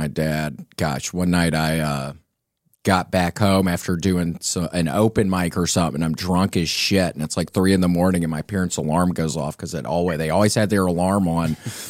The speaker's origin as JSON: {"language": "English", "town": "Memphis", "region": "Tennessee", "country": "United States", "tie": "born or raised there"}